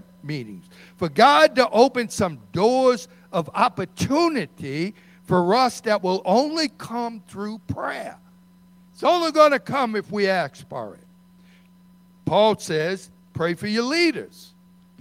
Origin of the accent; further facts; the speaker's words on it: Metairie, Louisiana, United States; we grew up in Metairie